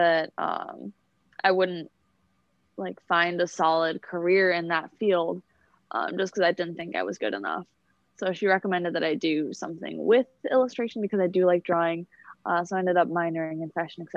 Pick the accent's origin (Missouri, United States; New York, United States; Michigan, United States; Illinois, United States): Michigan, United States; Detroit; I'm from Detroit, Michigan, and I go to school here in Detroit